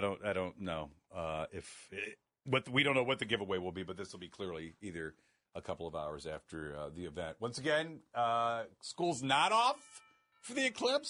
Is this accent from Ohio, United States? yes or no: yes; Akron, Ohio, United States; I was born and raised in Akron, so technically not in the Cleveland area